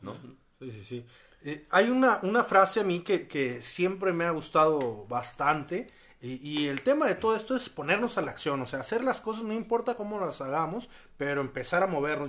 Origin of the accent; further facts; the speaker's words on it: Mexico; como buen mexicano